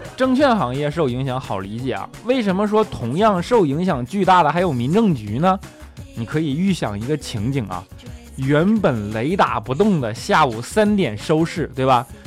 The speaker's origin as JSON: {"language": "Chinese", "region": "Northeast China", "country": "China", "moved": "yes", "lives_now": "Shanghai, China", "said": "我是一个北方人嘛，虽然来到这里已经这么久了"}